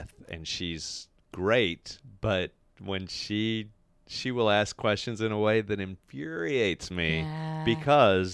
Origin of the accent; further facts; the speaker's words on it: the South, United States; I come from the South. We are extremely passive aggressive